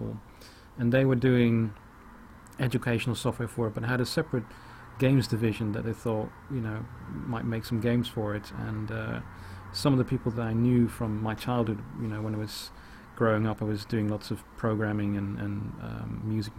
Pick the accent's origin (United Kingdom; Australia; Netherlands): Netherlands; moved away; also born or lived in The Hague, Netherlands; I'm originally from Holland, so I was living in The Hague in Holland